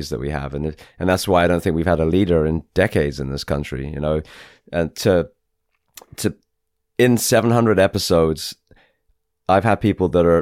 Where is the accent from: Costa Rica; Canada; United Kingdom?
United Kingdom; England; moved away as an adult; now in United States; from England, so I'm English, but I've served the US for 20 years.